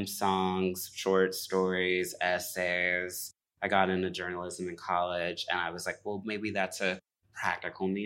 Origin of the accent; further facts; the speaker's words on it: Midwest, United States; moved away as an adult; also born or lived in Indianapolis, Indiana / New York; I grew up between like Gary and Chicago